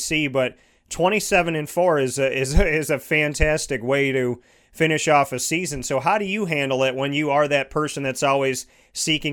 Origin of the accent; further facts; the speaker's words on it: Syracuse, New York, United States; I came back to my hometown of Syracuse, New York